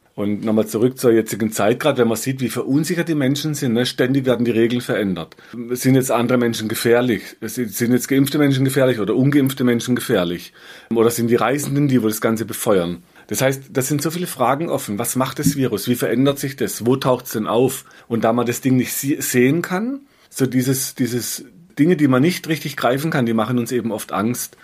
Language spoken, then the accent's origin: German; Black Forest, Baden-Württemberg, Germany; bei uns im Schwarzwald ging, so Serpentinstraßen, ja, von, von einer Region, die heißt Biereck, da waren wir oft Schlitten fahren